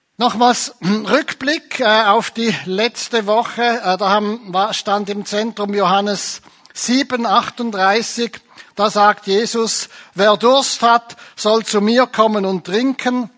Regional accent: Switzerland; bei uns in der Schweiz

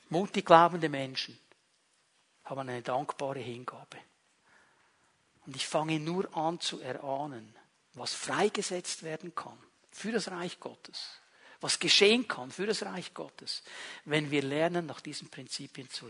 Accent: Switzerland; Darf ich ein bisschen appellieren an unsere, soll ich dem jetzt sagen, Sicherheitsbedürftigkeit als Schweizer?

